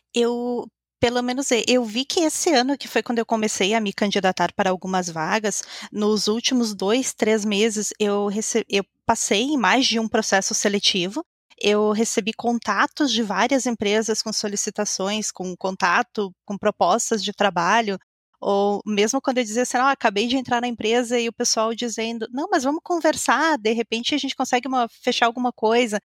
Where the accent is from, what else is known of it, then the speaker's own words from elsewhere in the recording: Caxias do Sul, Rio Grande do Sul, Brazil; eu sou aqui de Caxias do Sul, na Ponta Fria aqui do Brasil